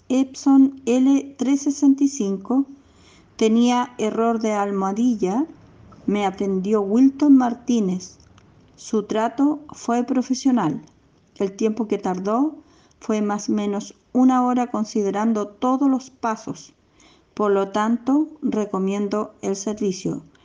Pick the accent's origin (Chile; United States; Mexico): Chile; soy de Chile